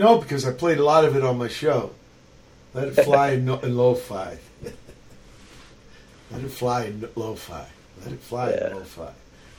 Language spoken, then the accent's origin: English; Portsmouth, Virginia, United States; moved away; also born or lived in Norfolk, Virginia; I was born in Portsmouth, and I lived in Norfolk. So Navy Park.